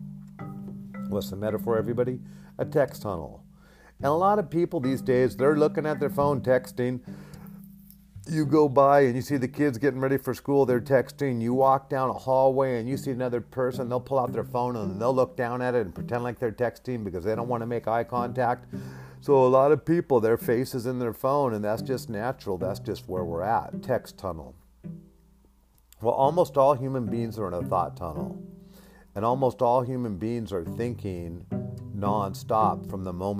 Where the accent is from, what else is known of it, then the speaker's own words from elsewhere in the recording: Alaska, United States; I grew up in Alaska